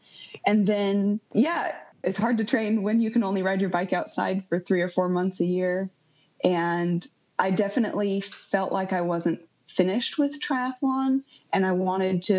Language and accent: English; Southwest Washington, United States; moved away as an adult; also born or lived in Fairbanks, Alaska; I grew up in Southwest Washington